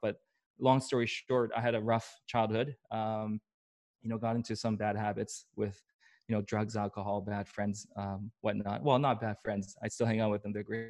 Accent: Vancouver, British Columbia, Canada; also born or lived in Seoul, South Korea / Atlanta, United States / Tampa, United States; I grew up here in Vancouver, but I also moved around tons.

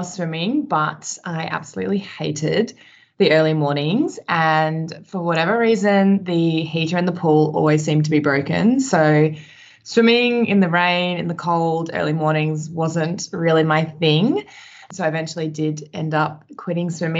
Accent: Sydney, New South Wales, Australia; now in Melbourne, Australia; I grew up in New South Wales in Sydney

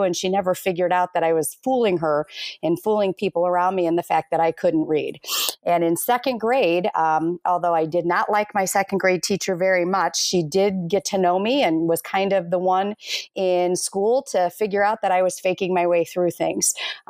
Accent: Minnesota, United States; born there; I was born in Minnesota, but I've been raised all over

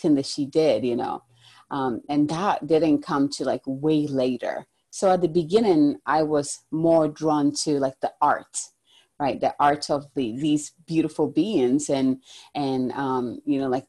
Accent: Ghana; moved away; originally I'm from Ghana, in the African culture in general, you hear a lot of goddesses. And I actually grew up learning about like the river goddess

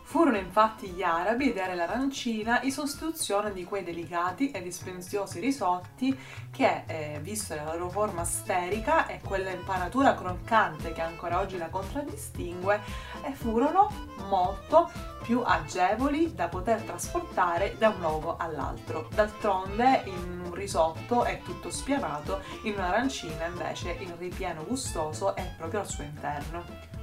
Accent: Palermo, Sicily, Italy; sono nata e cresciuta a Palermo

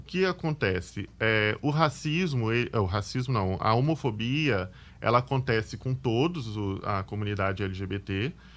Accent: Vila Velha, Espírito Santo, Brazil; also born or lived in Jardim Colorado, Vila Velha; Eu sou da Ilha dos Bentos, Vila Velha. Na verdade, eu nasci em Jardim Colorado, lá, e aí eu morei em Jardim Colorado até os oito anos de idade, mas de Colorado eu fui para Ilha dos Bentos bem novinho

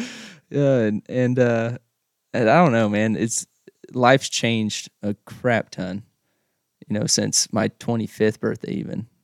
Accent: Oklahoma, United States; now in Russell, United States; I grew up in Oklahoma and, uh, from a real small town.

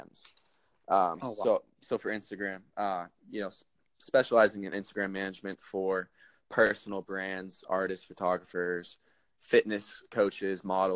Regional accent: Boston, Massachusetts, United States; moved away as an adult; now in Miami, United States; I'm from Boston, Mass. And I moved down to Miami in July.

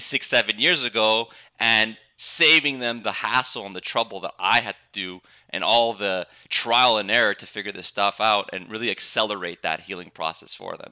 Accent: Montreal, Quebec, Canada; I'm I'm from Montreal, Canada

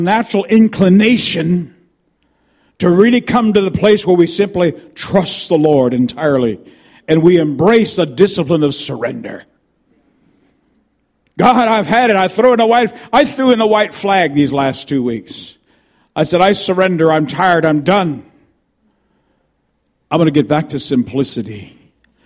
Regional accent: United States; moved away; also born or lived in Canada; I'm an American by birth. I'm also Canadian

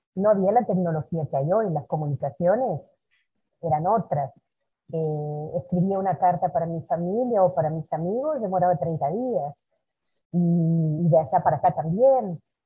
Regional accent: Uruguay; moved away as an adult; now in Brazil; me fui de Uruguay

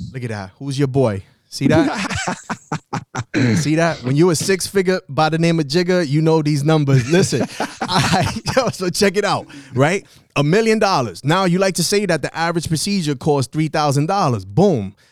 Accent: New York City, New York, United States; I'm from the South Bronx

